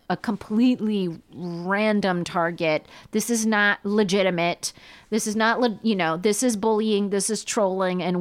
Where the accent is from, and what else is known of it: California, United States